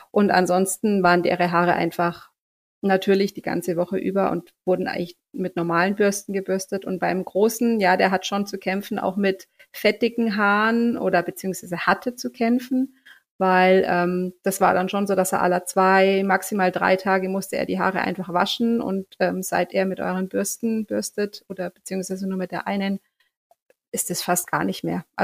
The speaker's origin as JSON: {"language": "German", "area": "near Augsburg", "region": "Bavaria", "country": "Germany", "said": "Ich komme ähm, aus der Nähe von Augsburg, bin 40 Jahre alt, bin Mama von zwei Kindern, die zwölf und ähm, fast sechs Jahre alt sind. Und ähm, wir leben hier äh, in der Nähe von Augsburg"}